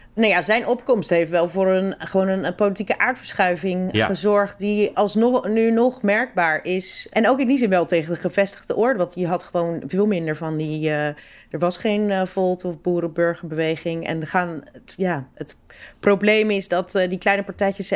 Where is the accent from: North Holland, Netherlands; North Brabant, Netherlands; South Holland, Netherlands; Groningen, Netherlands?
South Holland, Netherlands; Rotterdam; ik kom uit Rotterdam. Ik ben opgegroeid in Rotterdam.